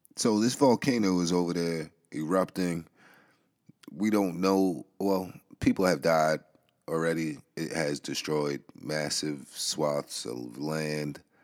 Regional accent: New York City, New York, United States; I grew up in the Bronx.

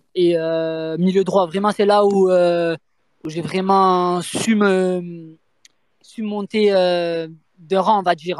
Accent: Marseille, Provence-Alpes-Côte d'Azur, France; moved away as an adult; je venais de Marseille, donc nous, on vient de Marseille

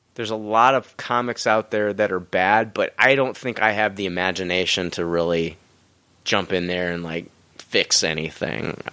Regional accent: Peoria, Illinois, United States; moved away as an adult; now in Decatur, United States; I'm originally from Peoria

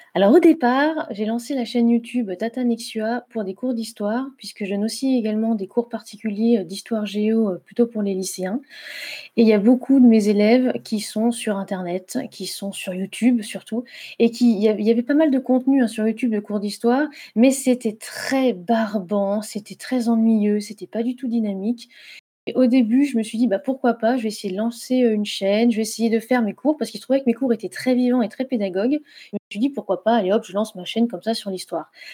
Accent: Saône-et-Loire, southern Burgundy, Bourgogne-Franche-Comté, France; moved away as an adult; also born or lived in Lorraine / Nord; now in Lyon, France; j'ai vécu une très grande majorité de ma vie en Bourgogne du Sud en Saône-et-Loire, euh, dans un petit village

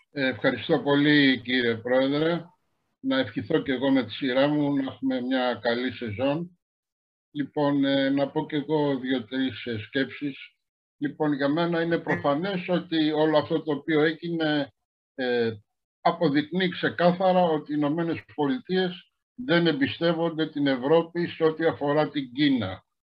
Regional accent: Greece; ως Έλληνες και ως Ευρωπαίοι

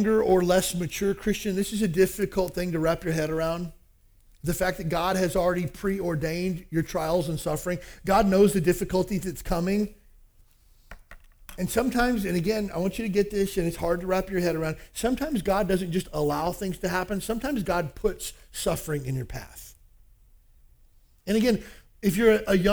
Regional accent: Kentucky, United States; I grew up in the South, Kentucky

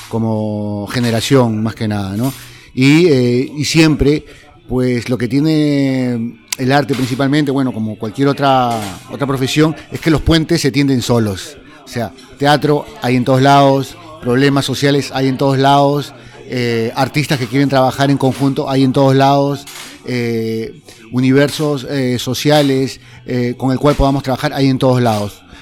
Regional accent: Lima, Peru; me tengo que remontar a Lima, Perú. Yo soy peruano, soy de Lima.

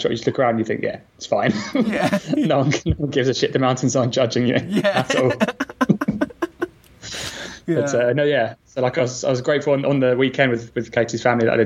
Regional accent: England, United Kingdom; perdone, perdone, soy inglés.

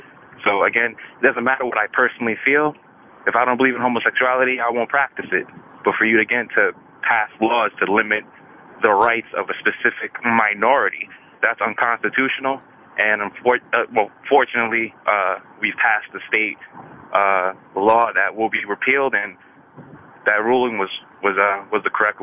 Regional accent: New York, United States; now in Palm Springs, United States; I'm from New York originally, but like I said, it was telling the screen, I live out in Palm Springs now.

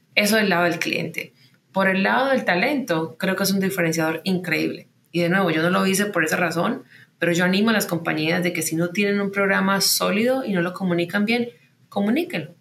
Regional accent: Medellín, Antioquia, Colombia; moved away as an adult; also born or lived in United States; Yo nací y crecí en Medellín

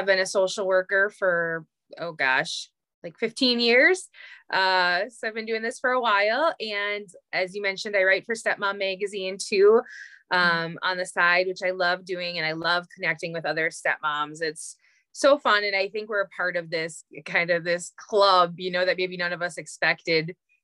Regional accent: Green Bay, Wisconsin, United States; moved away as an adult; also born or lived in Upper Peninsula, Michigan; now in Upper Peninsula of Michigan, United States; I'm a couple hours north of my hometown of Green Bay, Wisconsin. That's where I grew up.

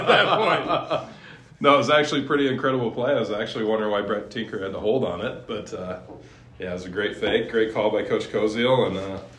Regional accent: Parker, Colorado, United States; moved away as an adult; also born or lived in Marshall, Minnesota / Laramie, Wyoming; Yep, so I'm originally from Parker, Colorado. I was born and raised there.

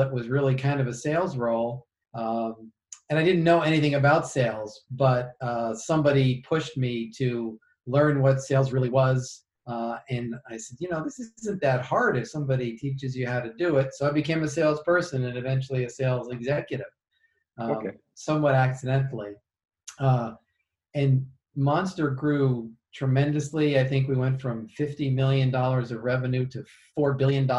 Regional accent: Yonkers, New York, United States; also born or lived in Chicago, United States; now in Kansas City, United States; I grew up in Yonkers, just outside New York

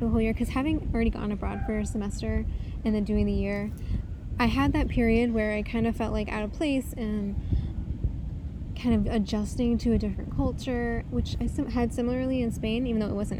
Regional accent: United States; I felt it was so interesting to go to Turkey as an American in 2012

